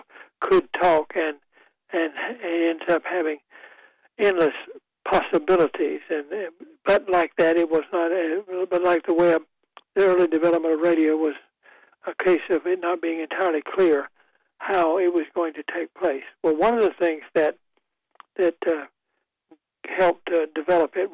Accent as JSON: {"language": "English", "town": "Goldsboro", "region": "North Carolina", "country": "United States", "tie": "born or raised there", "said": "I grew up in Goldsboro, North Carolina"}